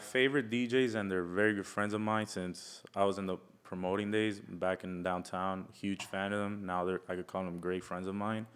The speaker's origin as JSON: {"language": "English", "region": "Florida", "country": "United States", "tie": "born or raised there", "also_born_or_lived": "Milwaukee, Wisconsin", "said": "from being born in Wisconsin to getting raised here"}